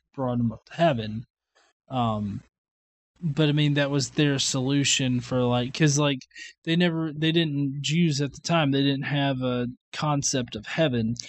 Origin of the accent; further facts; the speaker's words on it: the South, United States; I'm a Southerner.